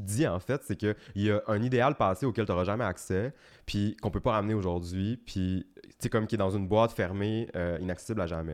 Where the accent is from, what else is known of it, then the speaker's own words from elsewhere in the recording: Chicoutimi, Quebec, Canada; j'ai grandi à Chicoutimi, puis à Chicoutimi encore. Mais toute ma famille vient du Lac-Saint-Jean, de Dolbeau